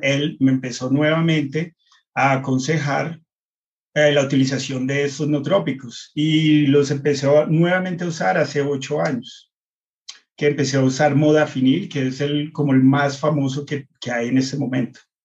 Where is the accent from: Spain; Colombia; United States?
United States; moved away; yo crecí en Estados Unidos